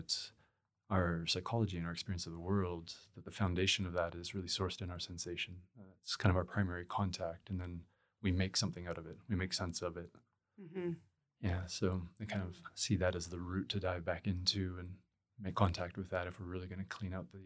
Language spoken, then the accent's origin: English; Edmonton, Alberta, Canada; I was still living near Edmonton. I grew up in Edmonton.